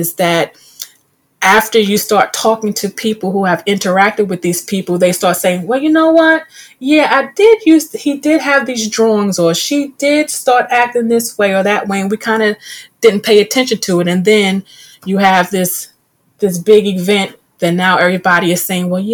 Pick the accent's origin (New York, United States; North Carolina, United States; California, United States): New York, United States; being in middle school growing up in New York